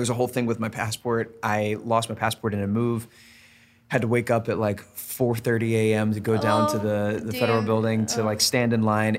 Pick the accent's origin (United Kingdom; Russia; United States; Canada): United States; Birmingham, Alabama; moved away as an adult; now in Los Angeles, United States; my Birmingham, Alabama is my hometown. It's where I spent the better part of my childhood